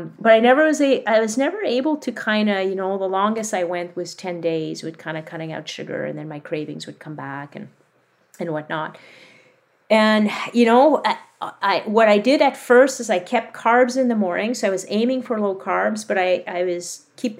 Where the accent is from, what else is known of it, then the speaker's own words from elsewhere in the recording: Quebec, Canada; I grew up in Quebec